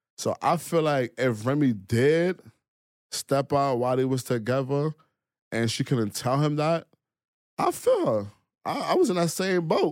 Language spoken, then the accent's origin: English; New York City, New York, United States; I'm from Brooklyn